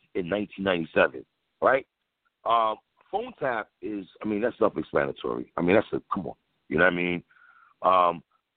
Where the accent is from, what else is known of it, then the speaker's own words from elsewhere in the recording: New York City, New York, United States; we're from New York City